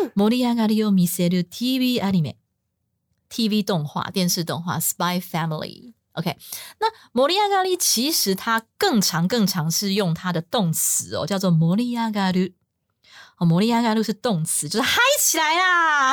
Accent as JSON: {"language": "Chinese", "country": "Taiwan", "said": "我们台湾人超讨厌饶舌的"}